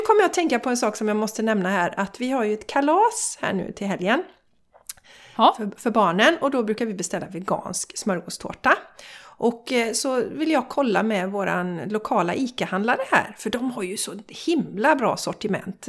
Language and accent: Swedish; Borås, Västra Götaland, Sweden; now in Gothenburg area, Sweden; vi är ju båda från Borås